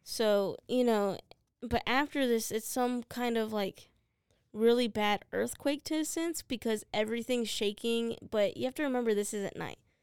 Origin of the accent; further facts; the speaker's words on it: United States; I'm an American